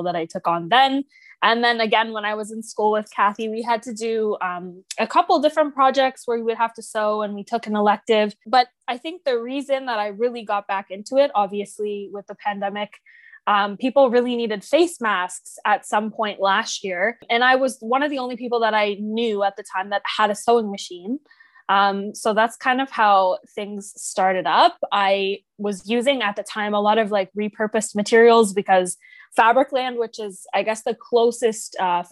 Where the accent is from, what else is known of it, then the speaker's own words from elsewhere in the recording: Oakville, Ontario, Canada; I'm from Oakville, Ontario